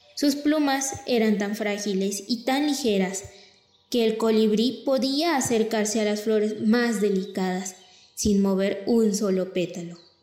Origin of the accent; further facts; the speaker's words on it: Mexico; nuestra cultura y tradiciones como mexicanos